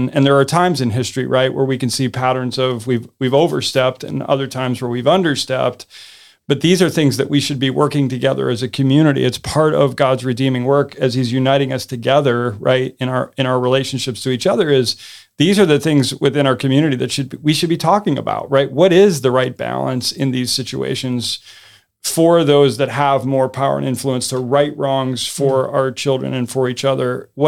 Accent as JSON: {"language": "English", "region": "the North", "country": "United States", "said": "I've heard it because I'm from the North, and there were snowplow parents."}